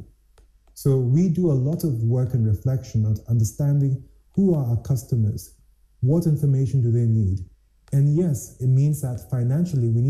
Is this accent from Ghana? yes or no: yes; Ghana; As a Ghanaian, and I am not defined as a Ghanaian by which ethnic group